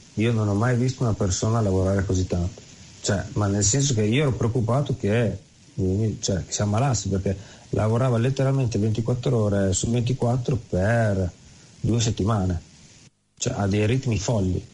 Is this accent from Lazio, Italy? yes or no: no; Carpi, Emilia-Romagna, Italy; moved away as an adult; now in New Zealand; Carpi, che è la mia città d'origine